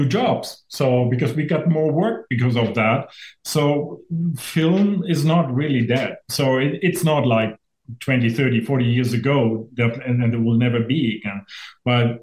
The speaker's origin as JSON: {"language": "English", "country": "Germany", "moved": "as an adult", "lives_now": "Saskatchewan, Canada", "said": "I'm originally from Germany, and I moved here because of that job"}